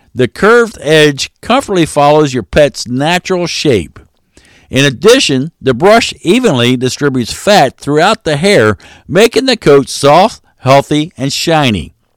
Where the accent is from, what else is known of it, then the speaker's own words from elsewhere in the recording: Maryland, United States; I am from Maryland, so there is a R in washing